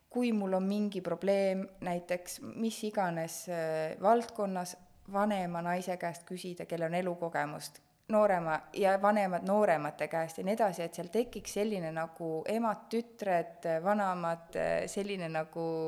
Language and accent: Estonian; Estonia; me oleme Eestist